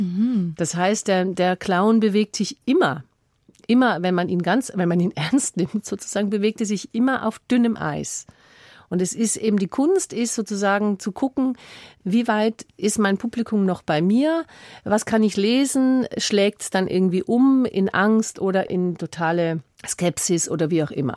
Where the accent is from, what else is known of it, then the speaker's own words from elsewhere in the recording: Tyrol, Austria; moved away; da wo ich herkomme, nach Tirol